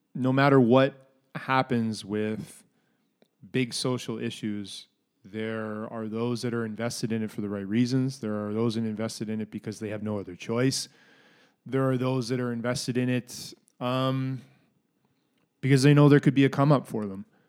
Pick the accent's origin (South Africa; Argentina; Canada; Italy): Canada; also born or lived in Minneapolis, United States; growing up in Canada and having lived in the States